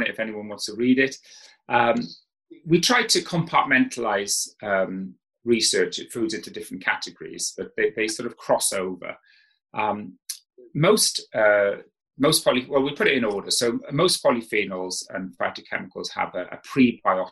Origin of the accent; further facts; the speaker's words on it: South Wales, United Kingdom; when I grew up in South Wales